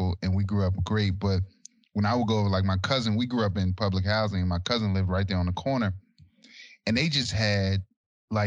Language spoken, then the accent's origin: English; Alexandria, Virginia, United States; I grew up in Old Town Alexandria